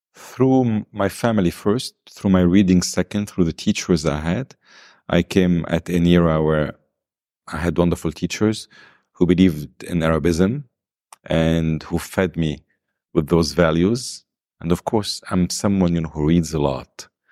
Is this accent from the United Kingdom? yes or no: no; Lebanon; also born or lived in South America; I was born in South America. My father passed away before I was born. So, I returned to Lebanon. I was two months old. I've lived in a wonderful home full of love